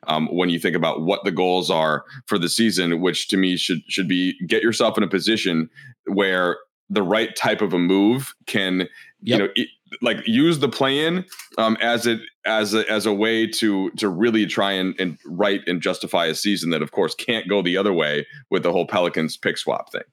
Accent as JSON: {"language": "English", "region": "Minnesota", "country": "United States", "moved": "yes", "said": "I'm from Minnesota"}